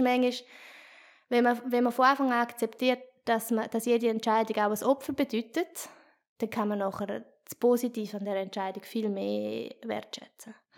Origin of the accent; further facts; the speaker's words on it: Chur, Graubünden, Switzerland; now in Basel, Switzerland; ich bin ja aus Chur